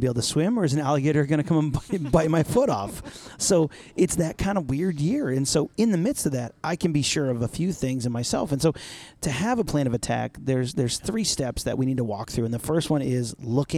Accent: New York, United States; now in Allen, United States; I'm from New York

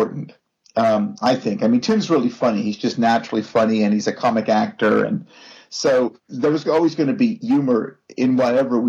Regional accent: Pittsburgh, Pennsylvania, United States; moved away; I'm from Pittsburgh, Pennsylvania originally, home of the world champion Pittsburgh Steelers.

